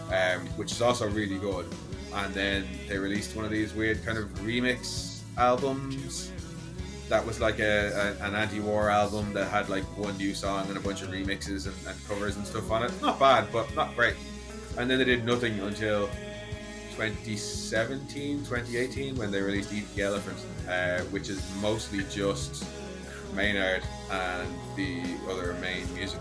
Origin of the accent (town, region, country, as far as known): Ireland